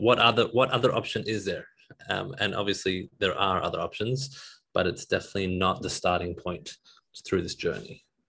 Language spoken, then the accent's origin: English; Sydney, New South Wales, Australia; now in Detroit, United States; I come from Sydney, Australia, currently living in Detroit.